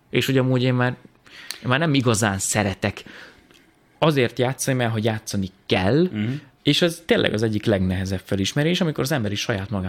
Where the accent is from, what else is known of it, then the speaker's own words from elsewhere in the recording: Tataháza, Bács-Kiskun, Hungary; moved away; Tataházi vagyok, egy minden. kis faluból származom